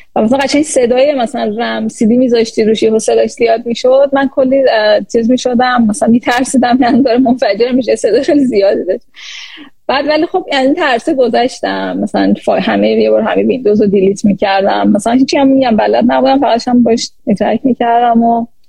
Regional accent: Iran; moved away as an adult; also born or lived in Louisiana, United States / Los Angeles, United States; now in New York, United States; اصالتا ایرانی هستم ایران به دنیا اومدم

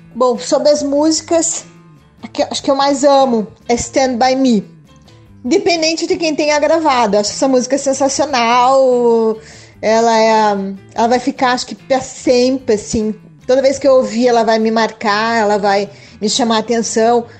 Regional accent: Curitiba, Paraná, Brazil; Sou curitibana, moro em Curitiba desde que nasci

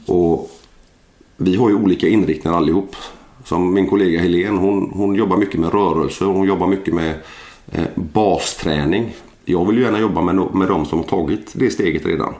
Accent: Landvetter, Västra Götaland, Sweden; jag är en, en vanlig gubbe från, jag är född i Landvetter eh, för 40 år sedan

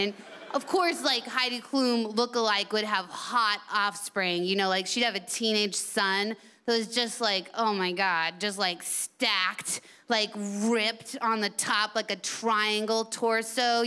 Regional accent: United States; I'm from America, your sister country

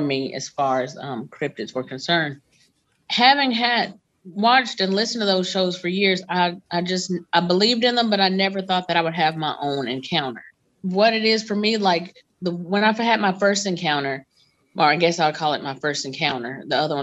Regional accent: North Alabama, United States; I'm from Alabama, North Alabama to be exact.

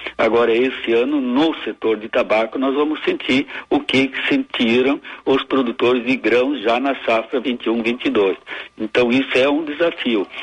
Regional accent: Santa Cruz do Sul, Rio Grande do Sul, Brazil; Eu, na verdade, sou natural de Santa Cruz do Sul

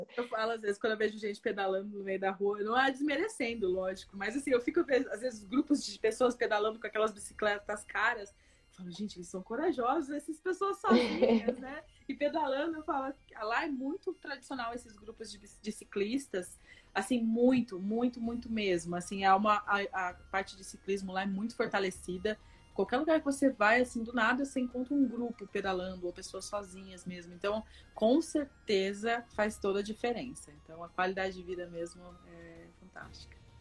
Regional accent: Brazil; moved away; also born or lived in Ireland; nós que somos brasileiros

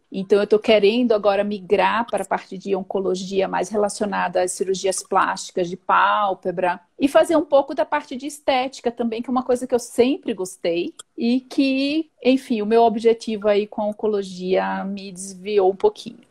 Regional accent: Recife, Pernambuco, Brazil; moved away as an adult; now in São Paulo, Brazil; sou natural de Recife, Pernambuco, mas eu moro aqui em São Paulo há 15 anos

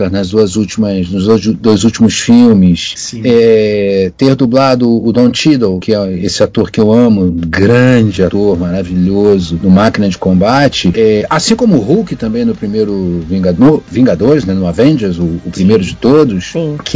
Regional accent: Rio de Janeiro, Brazil; eu fui criado em Botafogo.

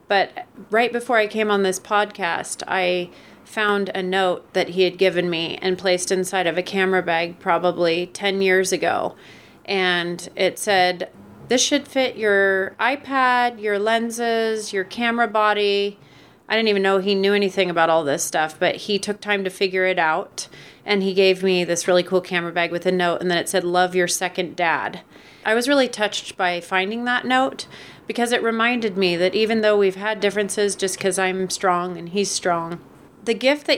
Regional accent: Orlando, Florida, United States; born there; I was born in Orlando, Florida.

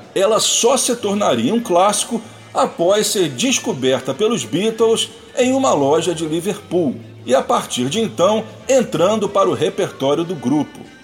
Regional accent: Brazil; nós meros brasileiros mortais

